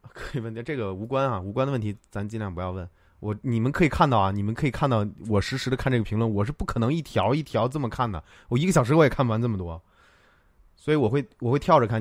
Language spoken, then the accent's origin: Chinese; Tianjin, China; 我老家也是天津的